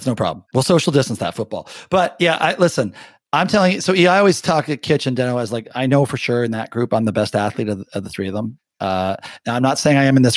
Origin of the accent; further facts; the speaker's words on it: Windsor, Ontario, Canada; I grew up in Windsor